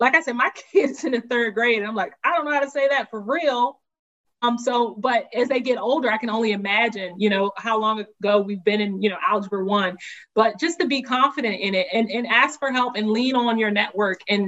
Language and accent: English; the South, United States; I grew up in the South